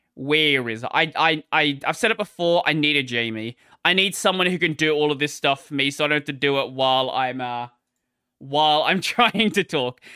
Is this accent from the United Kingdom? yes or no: no; Australia; I'm an Aussie